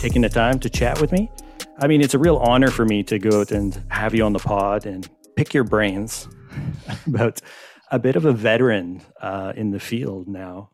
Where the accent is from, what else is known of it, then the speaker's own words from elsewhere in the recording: Montreal, Quebec, Canada; I'm from Montreal